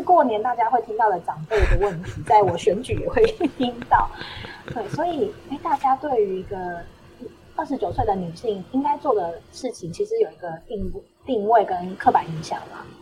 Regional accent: Shulin, New Taipei, Taiwan; also born or lived in Yingge; 树林其实都是我的家乡

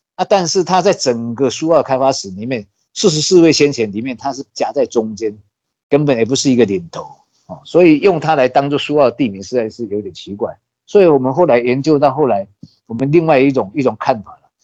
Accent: Su'ao, Yilan County, Taiwan; also born or lived in Taipei; 是在一九五三年在这个南方澳出生的，算是南方澳这边宜兰县书澳港， 啊， 旁边的一个渔港，叫南方澳，在这边土生土长

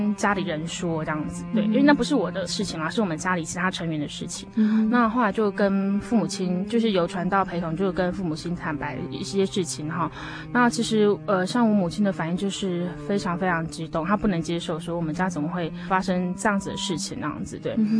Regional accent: Hualien, Hualien County, Taiwan; 其实我是来自于花莲，我是花莲人。

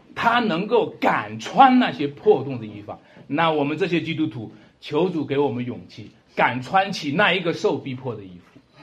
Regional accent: China; 还是我们中国人骨子里的东西

